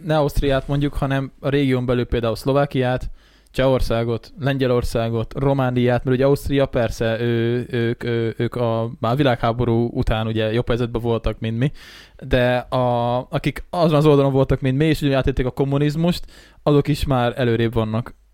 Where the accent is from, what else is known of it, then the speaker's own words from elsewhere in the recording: Great Hungarian Plain, Hungary; Alföldi vagyunk